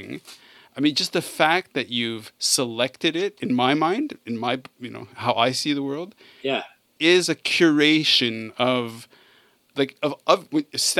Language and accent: English; Canada; I grew up in Canada.